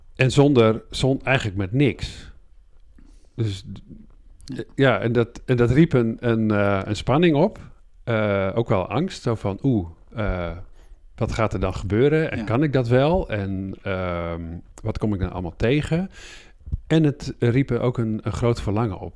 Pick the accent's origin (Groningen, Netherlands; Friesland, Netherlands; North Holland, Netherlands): Groningen, Netherlands; ik ben midden in de stad in Groningen oh. geboren